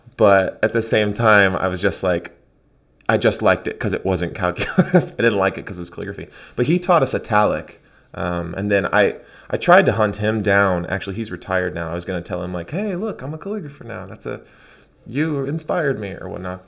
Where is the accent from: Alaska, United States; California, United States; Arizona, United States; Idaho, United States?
Arizona, United States; moved away as an adult; now in Portland, United States; I actually grew up really close to Mexico in Arizona.